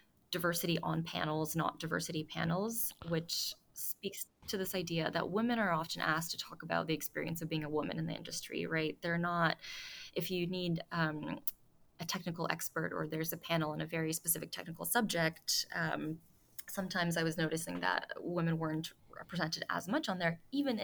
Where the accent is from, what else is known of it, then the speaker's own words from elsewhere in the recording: Toronto, Ontario, Canada; moved away; I'm about to go to Toronto, my hometown